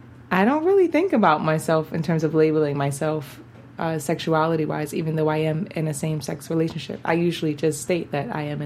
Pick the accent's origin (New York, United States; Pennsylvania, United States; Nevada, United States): New York, United States; also born or lived in Baltimore, Maryland; I'm a black woman and I am originally from Baltimore. I grew up in Bronx, New York.